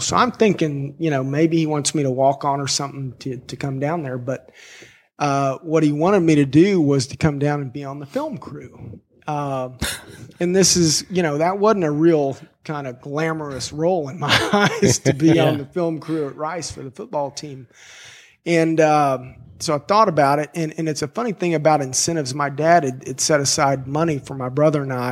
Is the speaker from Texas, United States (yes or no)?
yes; Fort Worth, Texas, United States; I loved growing up there